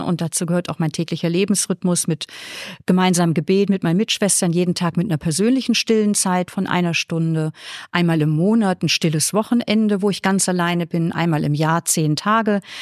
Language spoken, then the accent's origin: German; Flensburg, Schleswig-Holstein, Germany; moved away as an adult; now in Vienna, Austria; ich komme aus Norddeutschland.